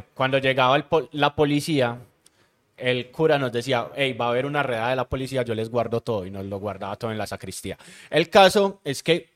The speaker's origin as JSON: {"language": "Spanish", "town": "Medellín", "region": "Antioquia", "country": "Colombia", "tie": "born or raised there"}